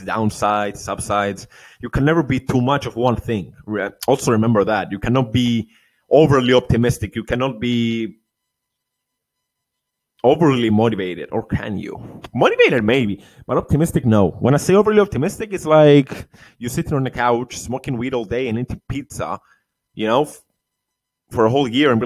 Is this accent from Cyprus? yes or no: yes; Cyprus; Cyprus, my home country